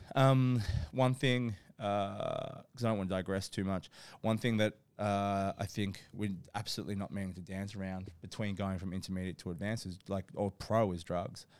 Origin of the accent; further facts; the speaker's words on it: Australia; I grew up in Australia